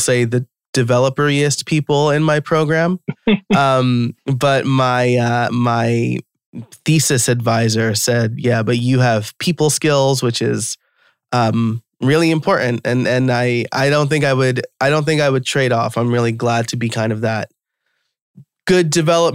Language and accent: English; New York, United States; accent: New York; my New York accent comes out sometimes